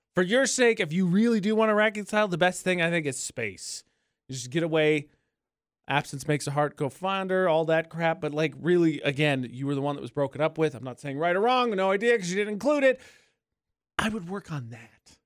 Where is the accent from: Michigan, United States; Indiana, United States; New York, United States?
Indiana, United States; moved away; back in Indiana, my home state